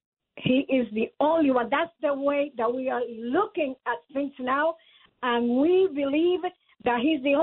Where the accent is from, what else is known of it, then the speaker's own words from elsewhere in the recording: Puerto Rico; now in United States; Puerto Rico.